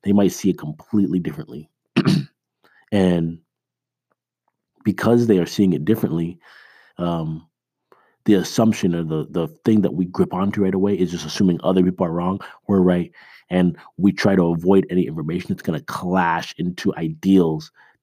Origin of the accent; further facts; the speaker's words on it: Toronto, Ontario, Canada; now in United States; I was born in Canada